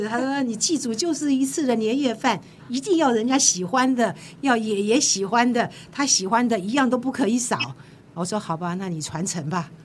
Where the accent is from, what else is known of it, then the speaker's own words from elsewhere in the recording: Jiangsu-Zhejiang, China; 我是江浙人